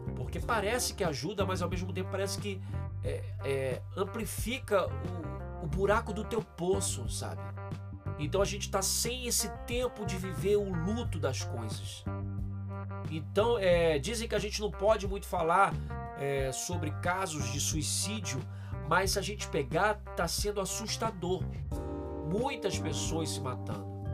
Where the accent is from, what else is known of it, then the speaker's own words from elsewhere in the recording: Brazil; eu nunca saí do Brasil